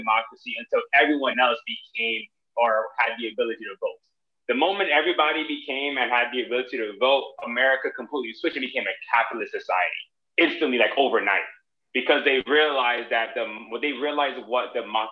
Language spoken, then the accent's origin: English; Miami, Florida, United States; I'm from Miami